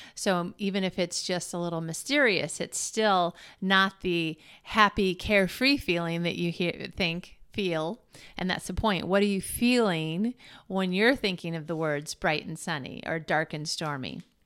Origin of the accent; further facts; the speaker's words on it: Michigan, United States; growing up in Michigan where we had lots of thunderstorms and snowstorms